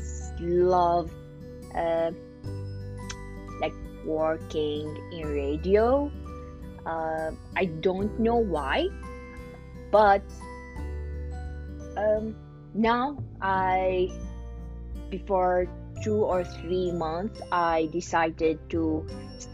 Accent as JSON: {"language": "English", "country": "Iraq", "moved": "as an adult", "lives_now": "Ohio, United States", "said": "I'm from Iraq"}